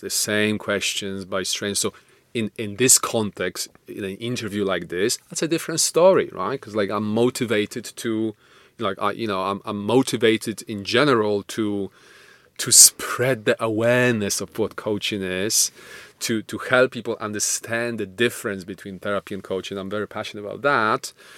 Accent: Poland; moved away; I'm Polish, not Russian

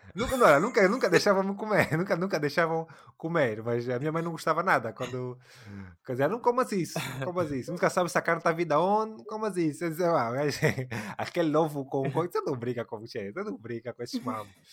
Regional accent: Angola; nós somos angolanos, falamos um bocadinho de Angola

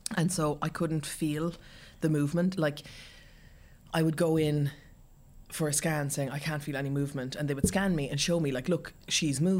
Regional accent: Ireland; also born or lived in Munich, Germany / Castleknock, Ireland / Cork, Ireland; I was born in Germany. Um, my parents got divorced when I was young and we moved back to Ireland

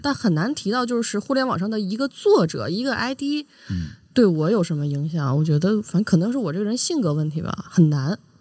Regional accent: Beijing, China; 就是一直生活在北京嘛

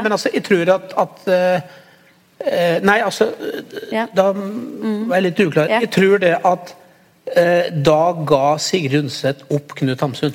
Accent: a village neighbouring Sel, Gudbrandsdalen, Innlandet, Norway; jeg vokste jo opp i nabobygda til Sel, da.

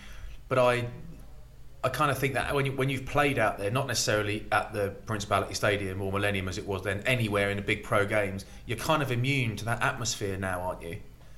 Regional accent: England, United Kingdom; So I don't care that I'm English

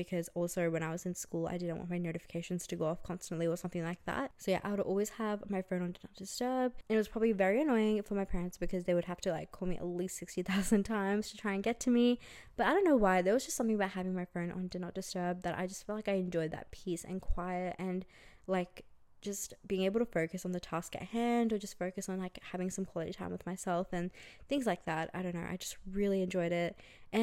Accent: Brisbane, Queensland, Australia; moved away as an adult; also born or lived in India; now in Melbourne, Australia; I grew up in Australia. I grew up in Brisbane actually, and I moved to Melbourne a few years ago

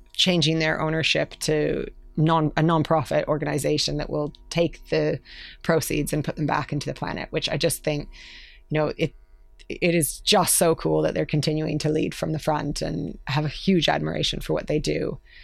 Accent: Canada; moved away as an adult; also born or lived in London; now in United Kingdom; I, I'm Canadian

